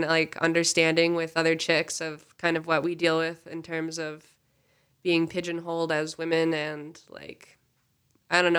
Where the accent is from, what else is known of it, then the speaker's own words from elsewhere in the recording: Montana, United States; I'm from Montana